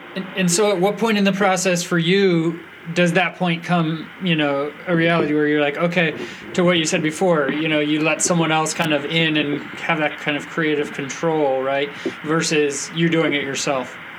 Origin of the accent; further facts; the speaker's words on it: Napa, California, United States; I'm from Napa